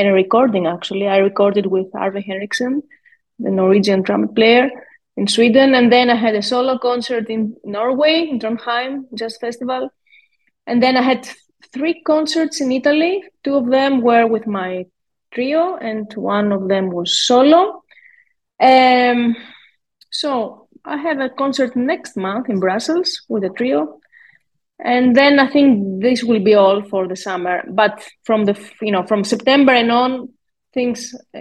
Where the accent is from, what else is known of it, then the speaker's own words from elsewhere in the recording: Greece; a Greek musician born and raised in Greece